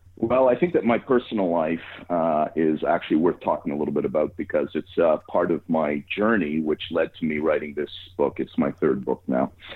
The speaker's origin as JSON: {"language": "English", "town": "Montreal", "region": "Quebec", "country": "Canada", "said": "I'm from Montreal and live here"}